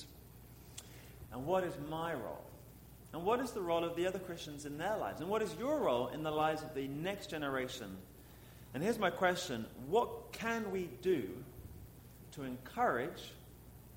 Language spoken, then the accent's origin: English; England, United Kingdom; moved away as an adult; also born or lived in St. Louis; now in Pittsburgh, United States; I am from England